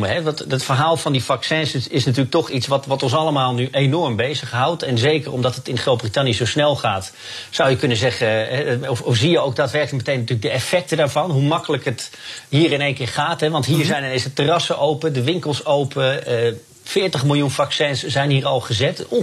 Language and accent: Dutch; United Kingdom; Dus dat voel je hier als, als, als Brit wel.